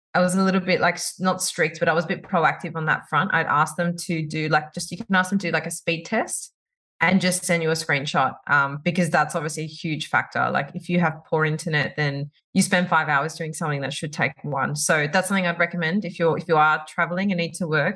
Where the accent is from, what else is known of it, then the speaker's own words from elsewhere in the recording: Sydney, New South Wales, Australia; moved away as an adult; now in Dubai, United Arab Emirates; we moved from Sydney, where we've lived our whole lives